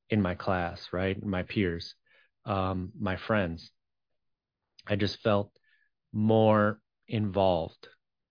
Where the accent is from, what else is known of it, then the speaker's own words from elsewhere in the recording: just outside of Green Bay, a small town in Wisconsin, United States; also born or lived in Madison; I grew up in Wisconsin, a small town in Wisconsin, just outside of Green Bay.